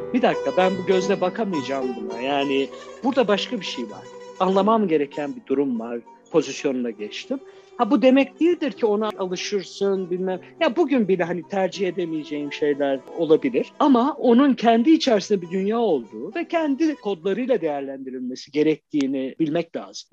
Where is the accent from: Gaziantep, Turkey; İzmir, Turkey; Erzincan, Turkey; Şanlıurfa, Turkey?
Şanlıurfa, Turkey; moved away; Urfa'da doğdum